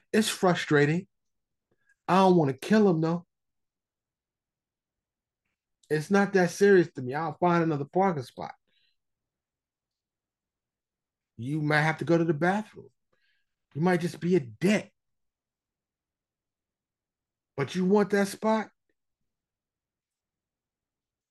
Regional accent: New York City, New York, United States; I grew up in New York and Harlem and the Bronx

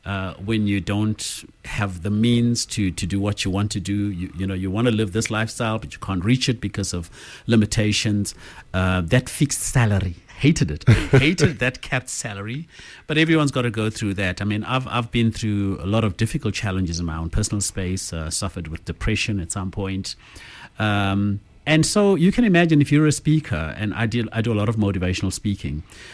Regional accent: Zimbabwe; now in South Africa; No, I'm from Zim originally.

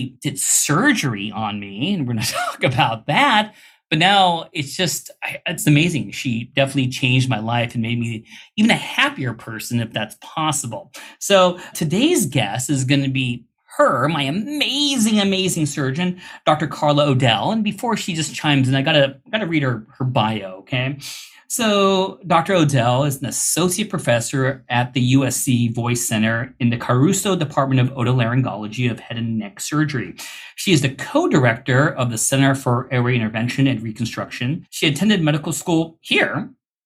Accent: India; I'm Indian

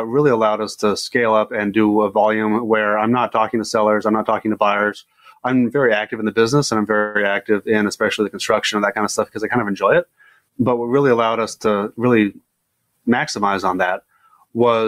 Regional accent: San Diego, California, United States; I was growing up in San Diego

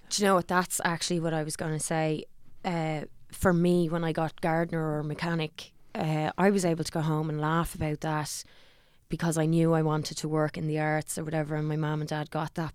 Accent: Dublin, Leinster, Ireland; also born or lived in Lucan; I'm from Parma's town

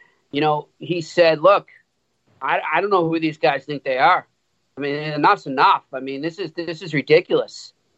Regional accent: Boston, Massachusetts, United States; accent: Boston; I was in Montreal, man, and I was getting worried I was losing my Boston accent.

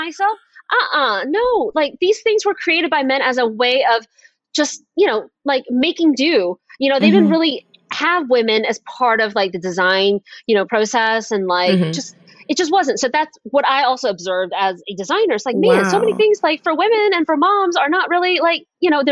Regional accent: Atlanta, Georgia, United States; I'm from Atlanta

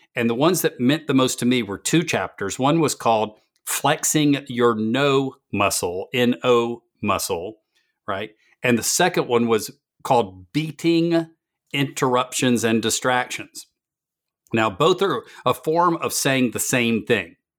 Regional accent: the South, United States; I am from the South

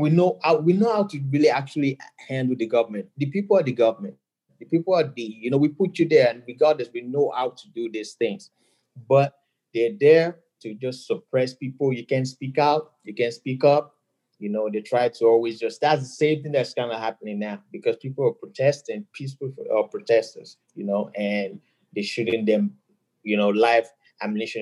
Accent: Nigeria; moved away as an adult; now in United States; I'm a DJ, Nigerian, born and raised, um, and I moved

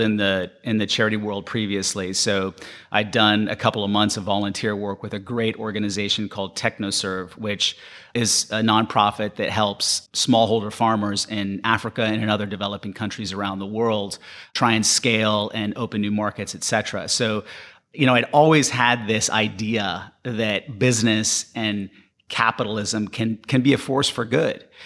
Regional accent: Panama; moved away; when I was growing up in Panama

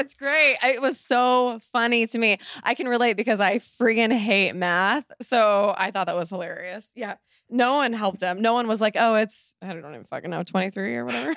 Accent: Laguna Beach, California, United States; moved away; I haven't lived in Laguna in, you know, eighteen years?

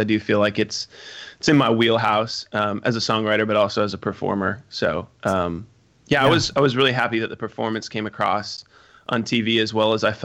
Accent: Omaha, Nebraska, United States; when they asked me where I was from, I said Omaha

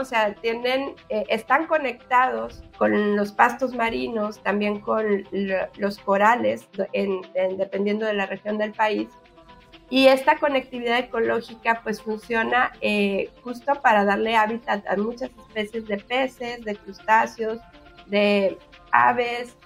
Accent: Mexico

